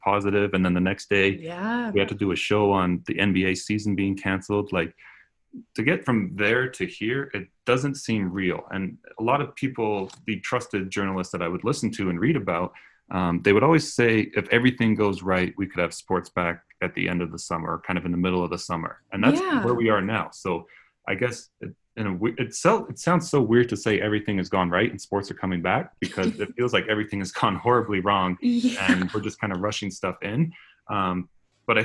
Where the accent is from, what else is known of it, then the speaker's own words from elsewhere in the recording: Calgary, Alberta, Canada; also born or lived in Denver / Toronto; born in Denver, lived in Calgary my whole life, grew up a Flames fan because I moved to the city here in 2004